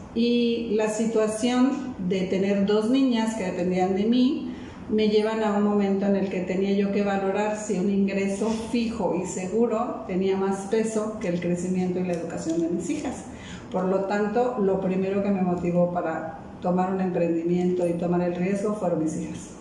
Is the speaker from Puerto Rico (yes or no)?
no; Mérida, Yucatán, Mexico; moved away as an adult; mi ciudad de origen, que es Yucatán, Mérida, Yucatán